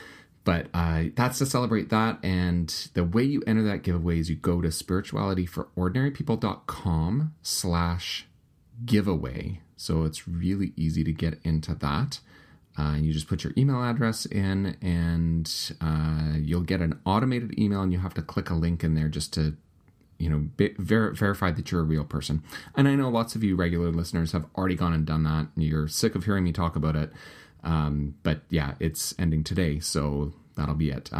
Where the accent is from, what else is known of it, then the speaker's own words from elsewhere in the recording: Winnipeg, Manitoba, Canada; also happens to be a pastor in Winnipeg, my hometown